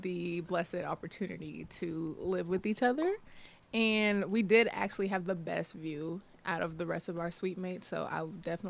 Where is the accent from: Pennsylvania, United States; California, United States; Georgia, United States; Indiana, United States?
Georgia, United States; Buford; moved away; I am not from Wyoming. I am from Georgia, everyone.